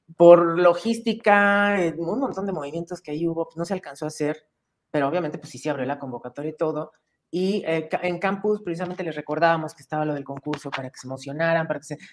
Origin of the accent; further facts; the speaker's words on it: Mexico; ¿De dónde vienes? Le digo, de México.